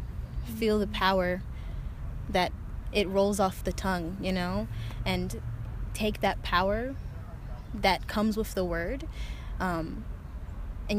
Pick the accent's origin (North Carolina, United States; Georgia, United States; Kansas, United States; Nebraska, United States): North Carolina, United States; also born or lived in Ithaca, New York; I was born in Ithaca, New York, and raised in North Carolina, so I am a Southern girl at heart